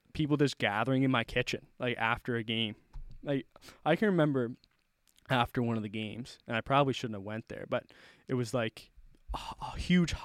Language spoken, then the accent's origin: English; Cape Breton, Nova Scotia, Canada; also born or lived in Halifax; I moved to Cape Breton